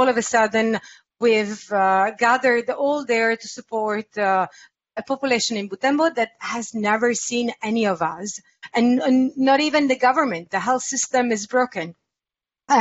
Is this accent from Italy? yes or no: yes; Italy; I come from Italy